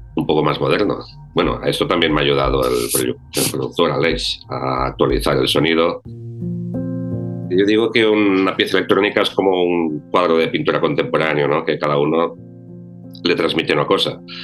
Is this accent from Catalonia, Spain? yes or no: yes; Ebro Delta, Catalonia, Spain; soy aluet, vengo del Delta del Ebro